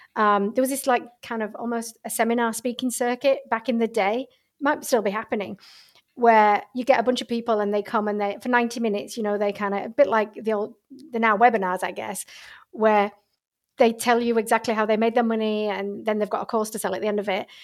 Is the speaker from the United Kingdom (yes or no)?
yes; England, United Kingdom; moved away as an adult; also born or lived in Australia; I'm originally from England